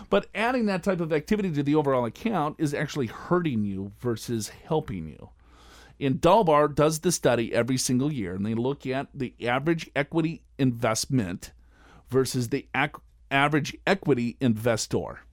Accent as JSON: {"language": "English", "region": "Minnesota", "country": "United States", "said": "I'm from Minnesota."}